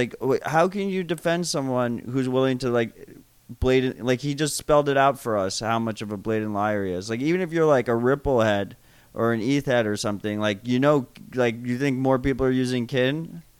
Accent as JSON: {"language": "English", "country": "United States", "said": "I'm an American person"}